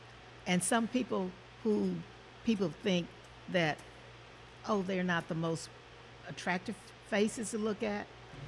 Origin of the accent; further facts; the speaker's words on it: Marshall, Texas, United States; moved away as an adult; now in Kansas City, United States; I'm from Marshall, Texas